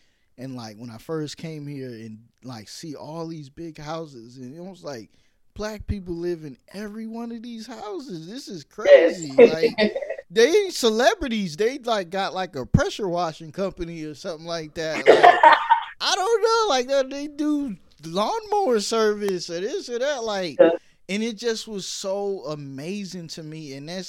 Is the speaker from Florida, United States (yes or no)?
no; New York, United States; born there; also born or lived in California; now in Atlanta, United States; Like, I was born in New York, but I lived all over. Like, I went to high school, California, stuff like that.